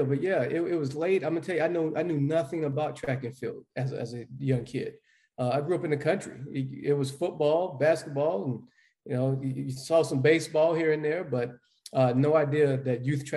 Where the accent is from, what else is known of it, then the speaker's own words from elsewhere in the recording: Dallas, North Carolina, United States; growing up in Dallas, North Carolina